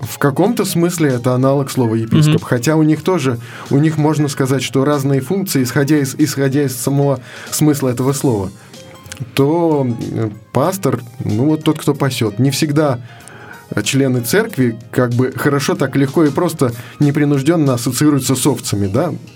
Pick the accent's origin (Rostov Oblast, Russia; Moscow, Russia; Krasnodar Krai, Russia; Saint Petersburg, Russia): Moscow, Russia; я родился в Москве, в семье неверующих людей